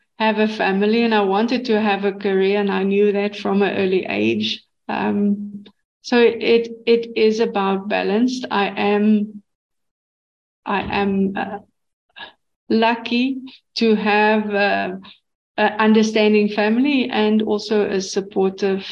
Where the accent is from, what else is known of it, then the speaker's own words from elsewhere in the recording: South Africa; I'm born in South Africa. I'm a South African